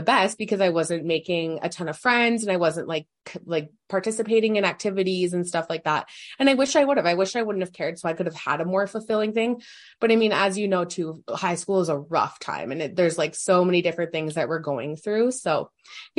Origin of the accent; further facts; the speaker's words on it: Saskatoon, Saskatchewan, Canada; grew up in Saskatoon.